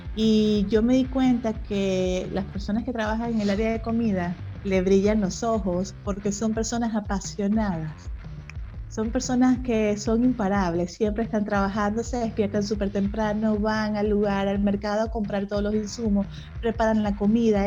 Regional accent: Venezuela; now in Mexico; Yo soy venezolana.

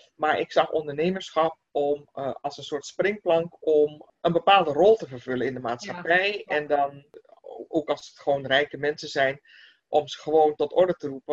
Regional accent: Netherlands; wij als Nederlanders

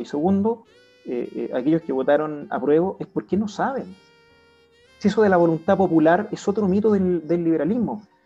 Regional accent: Chile; como chileno como padre de familia, como empresario

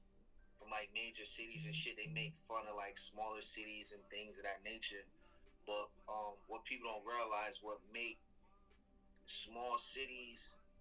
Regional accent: Syracuse, New York, United States; moved away as an adult; also born or lived in Atlanta; growing up in Syracuse taught me how to like survive, you know what I mean, in a real tough environment, you know what I'm saying? But it's home, I love it.

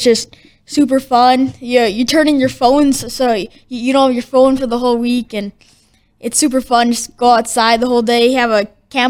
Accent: West Fargo, North Dakota, United States; now in Horace, United States; So I'm from West Fargo. I just moved to Horace. I go to Horace High School.

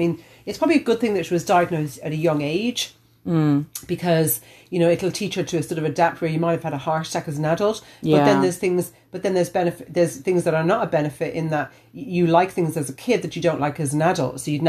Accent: Australia; now in Ireland; I grew up with them in Australia.

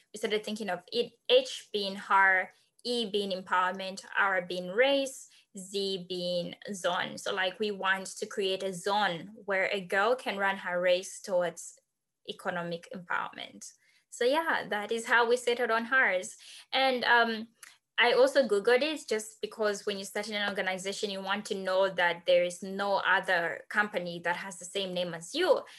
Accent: Zambia; moved away as an adult; also born or lived in Wisconsin, United States; now in United States; I'm from Zambia

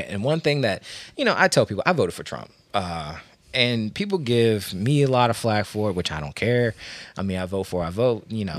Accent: Washington, District of Columbia, United States; now in Maryland, United States; I'm from Washington, D C. Uh, I live in Maryland

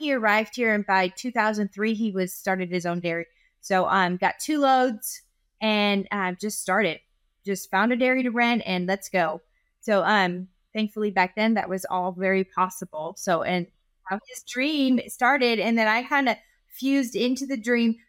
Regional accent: California, United States; now in Dublin, Texas, United States; I'm from California

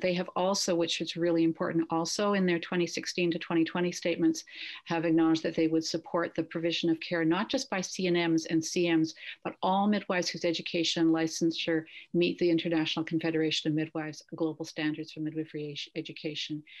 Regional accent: Canada; I'm a Canadian midwife, I've worked up north quite a bit

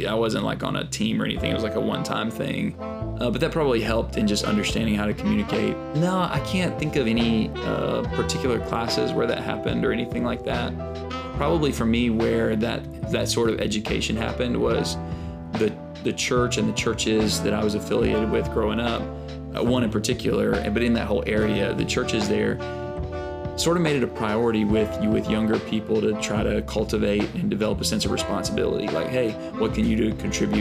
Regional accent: Alabama, United States; moved away as an adult; also born or lived in Birmingham, Alabama / Atlanta; now in Brooklyn, United States; I grew up in Alabama.

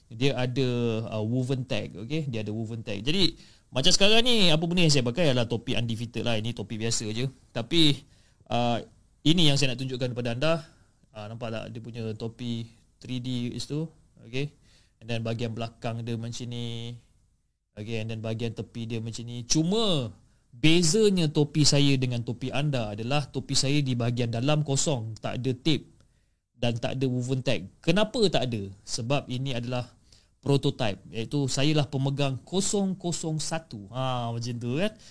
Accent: Johor, Malaysia; dan saya berasal dari Johor

